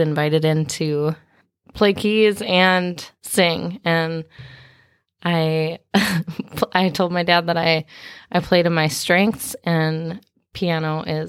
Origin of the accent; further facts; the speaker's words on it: Minnesota, United States; also born or lived in Kansas; I grew up a little bit of everywhere. I was born in Kansas, and we moved to Minnesota shortly after.